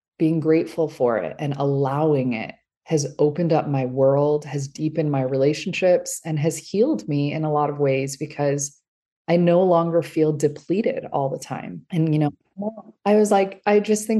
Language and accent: English; Los Angeles, California, United States; also born or lived in Iran; I was born in Iran. My parents escaped when I was an infant. We were, you know, brought here with the values of another country. And yet I was growing up in Los Angeles, California.